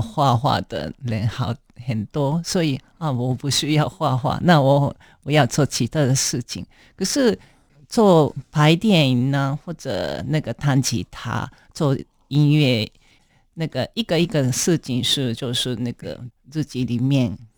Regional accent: Japan; Chinese is a second language; moved away as an adult; also born or lived in Kyoto, Japan; now in Taipei, Taiwan; 因为那个我出生的地方三国县是比较乡下

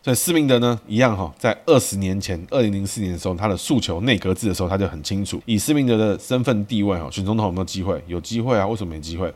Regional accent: Taiwan; 我们现在这个台湾人

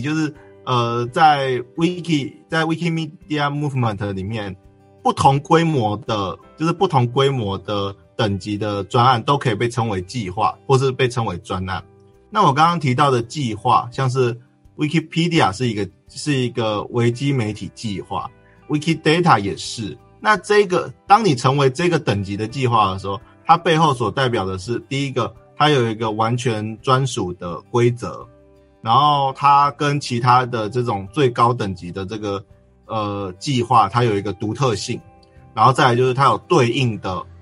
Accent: Sanxia, New Taipei, Taiwan; 我就是三峡那边土生土长的人

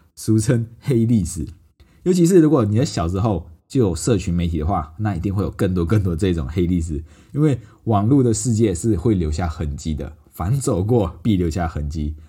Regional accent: Malaysia; also born or lived in Johor, Malaysia; 因为我小时候都是跟阿妈一起住，因为爸爸妈妈在外地的城市工作，叫在柔佛，叫周后的一个地方。那只有在学校放假的时候，我才会到爸爸妈妈那边去玩啊。所以小时候就是两个地方跑来跑去啊。

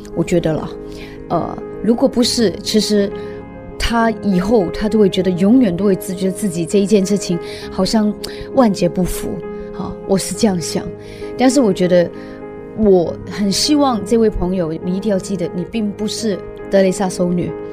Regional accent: Hong Kong; moved away as an adult; now in Taiwan; 我是从香港来的一个女人，我是为爱九天涯的一个女人

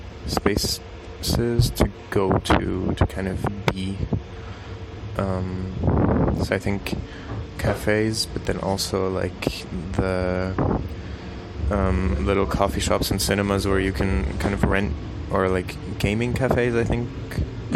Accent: Switzerland; I'm from Switzerland.

